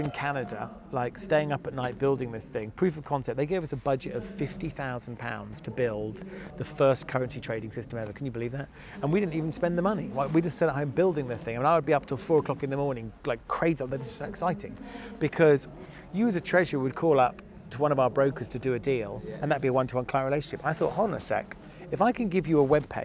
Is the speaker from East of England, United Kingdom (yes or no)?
yes; Norfolk, East of England, United Kingdom; also born or lived in Nottingham; I'm from Norfolk